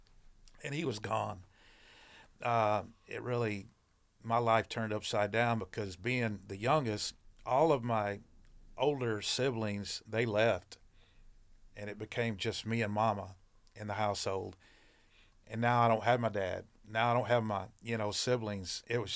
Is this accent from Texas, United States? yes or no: yes; Arlington, Texas, United States; Well, I grew up, I was born in 1963 in Arlington, Texas.